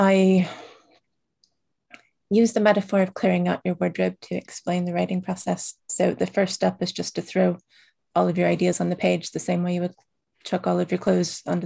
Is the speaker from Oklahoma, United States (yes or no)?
yes; Oklahoma, United States; I grew up in Oklahoma